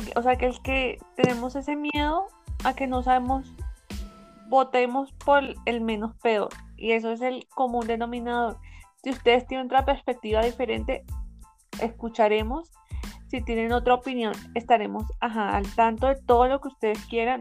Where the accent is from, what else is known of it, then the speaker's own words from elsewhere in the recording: Colombia; los colombianos, las ciudadanas, los ciudadanos votamos